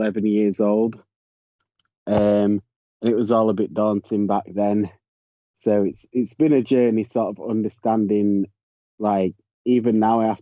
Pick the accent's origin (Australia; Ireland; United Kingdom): United Kingdom; Yorkshire and the Humber; also born or lived in Leeds; I'm from Yorkshire in the UK, which is the county. I live in the city of Leeds.